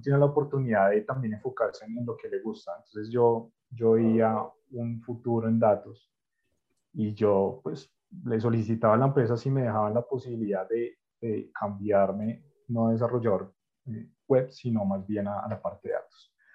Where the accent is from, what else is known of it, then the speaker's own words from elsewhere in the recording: Colombia; Yo soy colombiano